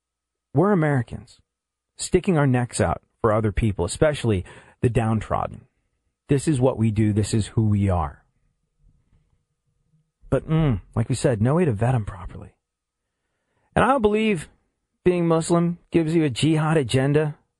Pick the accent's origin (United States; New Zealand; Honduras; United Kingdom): United Kingdom; England; And I remember being a kid growing up in England and realizing for the first time that maybe things were a little different.